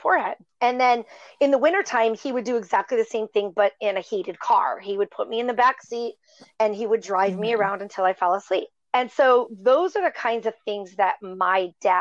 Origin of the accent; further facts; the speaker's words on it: Upper Michigan, United States; I was raised in Michigan, a very small town in Upper Michigan